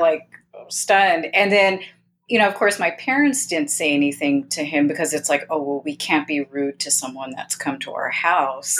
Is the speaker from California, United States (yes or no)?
yes; Southern California, United States; I grew up in Southern California and I, I, I currently live in Southern California.